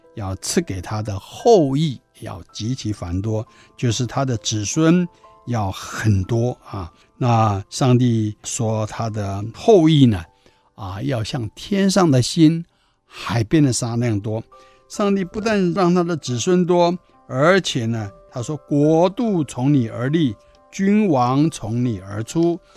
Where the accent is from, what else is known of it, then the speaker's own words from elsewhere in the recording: Taiwan; 我们台湾人过去的民间宗教风俗